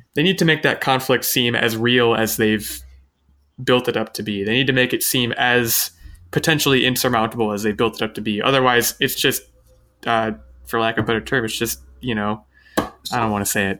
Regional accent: United States; I'm American

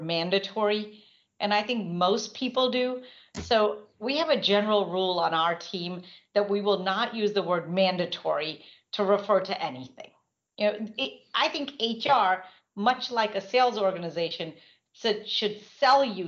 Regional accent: India; I'm Indian.

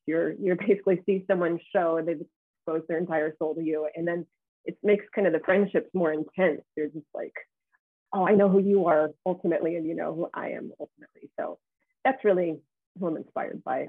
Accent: United States; we as Americans

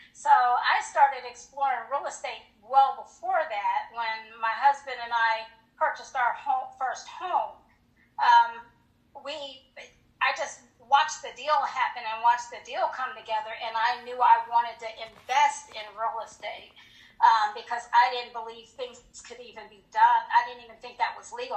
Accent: Colorado Springs, Colorado, United States; moved away as an adult; also born or lived in Hinesville, Georgia; I was from Colorado Springs, and I married a uh, military.

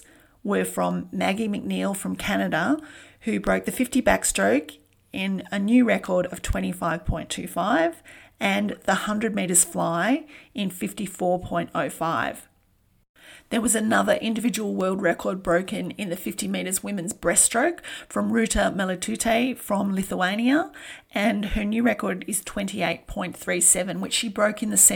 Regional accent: Melbourne, Victoria, Australia; my hometown of Melbourne

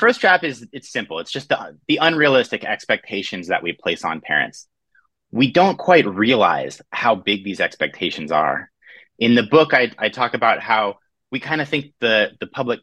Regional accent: Orange County, California, United States; When I was a kid growing up, I'm from Orange County, California.

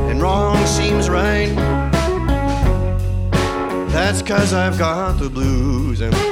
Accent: Montreal, Quebec, Canada; 36 years old and I have two kids a boy and a girl. I'm from Montreal, but I'm in New York right now.

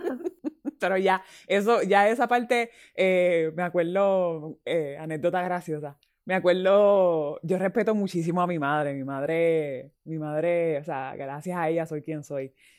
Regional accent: Puerto Rico; mi gente, somos grandes, los puertorriqueños somos grandes.

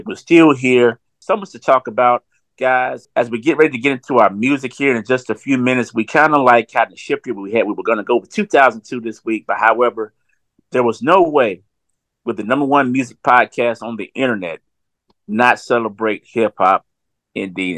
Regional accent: Southwest Georgia, United States; as a young man growing up in Southwest Georgia

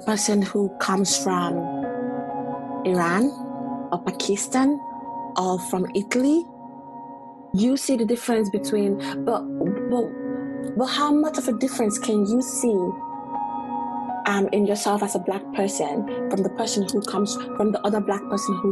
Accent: Nigeria; now in Canada; Until I came to Canada, because I'm from Nigeria

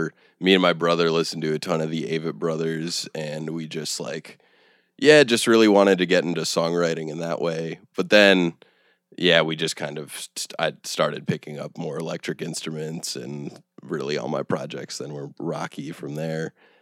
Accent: Cleveland, Ohio, United States; Yeah, so I'm from Cleveland originally.

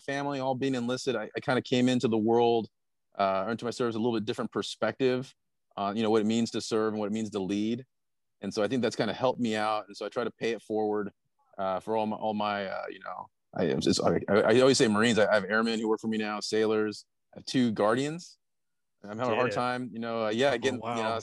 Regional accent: San Diego, California, United States; I was born and raised in San Diego

